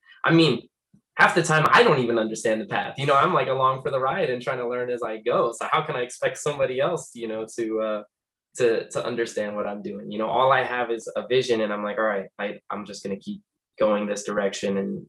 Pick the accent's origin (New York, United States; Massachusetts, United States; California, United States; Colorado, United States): New York, United States; also born or lived in Florida; now in Las Vegas, United States; I usually claim New York and Florida, because that's where I spent the most time growing up. I moved around quite a bit, but like, East Coast probably is like heaviest influence over my life